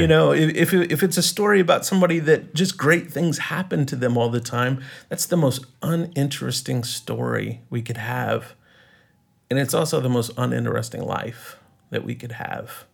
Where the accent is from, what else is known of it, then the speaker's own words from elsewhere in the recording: East Texas, United States; moved away as an adult; also born or lived in Colorado / New York; now in Los Angeles, United States; I grew up in, uh, East Texas